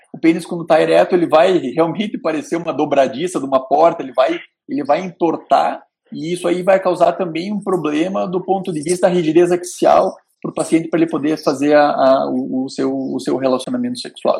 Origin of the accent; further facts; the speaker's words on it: the South, southern Brazil, Brazil; a gente aqui do Sul, eu sou alemão